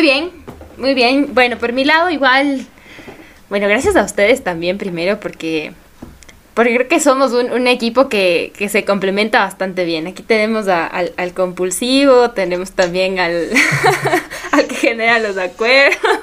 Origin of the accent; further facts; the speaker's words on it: Ecuador; somos ecuatorianos